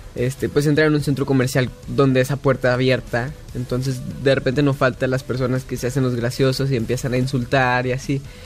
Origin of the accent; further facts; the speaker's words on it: Guadalajara, Jalisco, Mexico; nací en Guadalajara